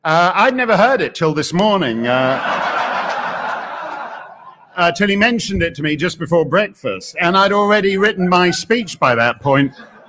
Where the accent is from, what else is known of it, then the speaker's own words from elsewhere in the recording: Canada; I mentioned that I'm Canadian.